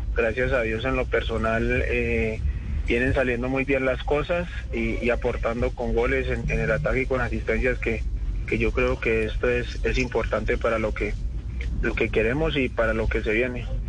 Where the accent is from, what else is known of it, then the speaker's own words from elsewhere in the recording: Cali, Valle del Cauca, Colombia; also born or lived in Florencia, Caquetá; Nací, nací en Florencia Caquetá y me crié desde los tres años en la ciudad de Cali.